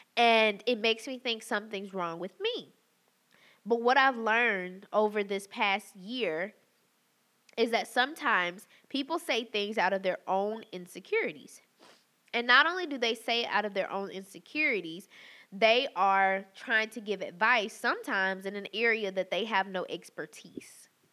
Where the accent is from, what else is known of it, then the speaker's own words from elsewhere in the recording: the South, United States; growing up in the South